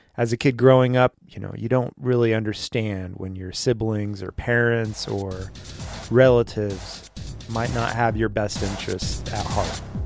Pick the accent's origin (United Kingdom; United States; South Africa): United States; Westlake Village, California; We grew up in Westlake Village, California, which it's kind of embedded in Thousand Oaks, California.